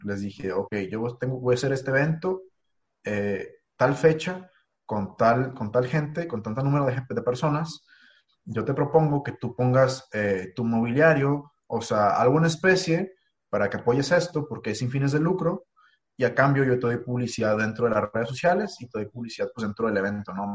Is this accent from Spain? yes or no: no; Ensenada, Baja California, Mexico; moved away as an adult; now in Monterrey, Mexico; mi rancho, como yo le digo, mi ciudad natal